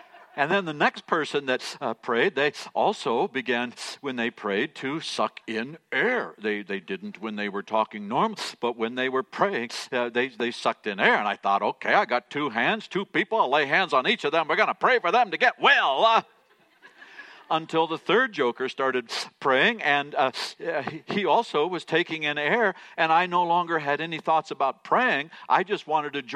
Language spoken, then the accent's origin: English; United States; I'm an American, so I have trouble speaking any other languages than English